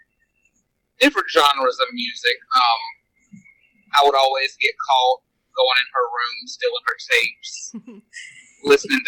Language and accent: English; Auburn, United States; born or raised there